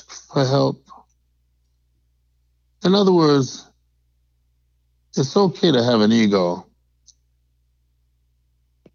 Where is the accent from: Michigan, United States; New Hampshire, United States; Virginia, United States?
Michigan, United States; Detroit; I hail from Detroit, Michigan.